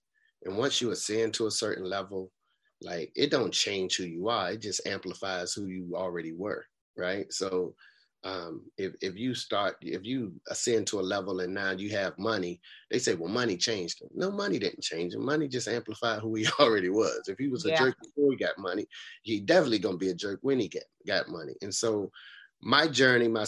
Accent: Raleigh, North Carolina, United States; also born or lived in Boston, Massachusetts; I moved from Boston to Raleigh

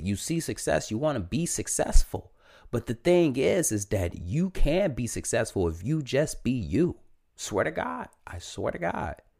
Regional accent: Detroit, Michigan, United States; born and raised in Detroit, Michigan, born and raised

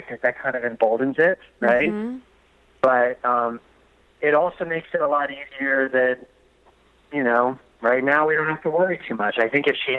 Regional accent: East Coast, United States; moved away; also born or lived in Delaware; I'm from the East Coast, I'm a surfer

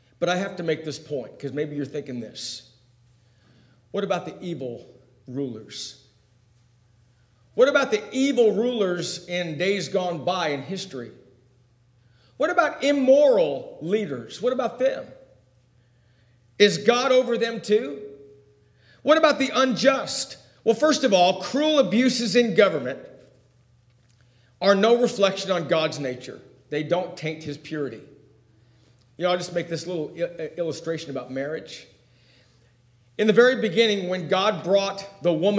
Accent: United States; I do enjoy being an American

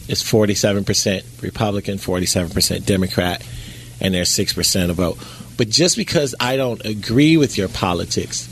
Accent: Chicago, Illinois, United States; I'm from Chicago.

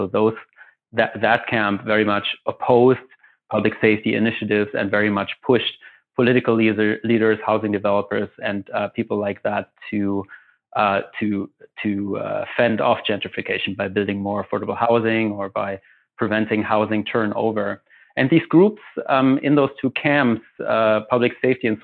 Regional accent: Germany; moved away as an adult; also born or lived in Chicago, United States; now in Montreal, Canada; I'm originally from Germany

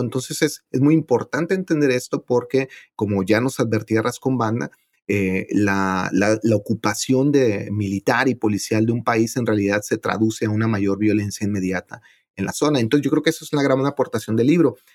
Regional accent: Ciudad Juárez, Chihuahua, Mexico; moved away as an adult; now in New York, United States; donde yo nací, en Ciudad Juárez

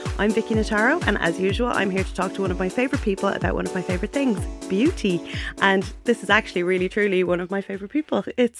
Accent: Ireland

